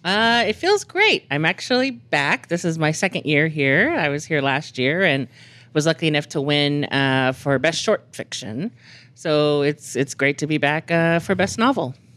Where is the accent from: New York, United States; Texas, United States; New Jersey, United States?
Texas, United States; now in New Mexico, United States; I grew up in Texas